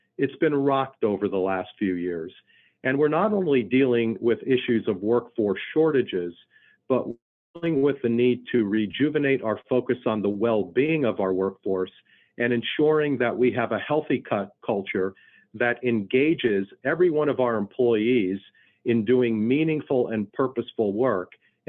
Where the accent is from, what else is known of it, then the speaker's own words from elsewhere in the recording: Philadelphia, Pennsylvania, United States; now in Kansas City, United States; So remember, I came from the Philadelphia area, so I still am certainly an Eagles fan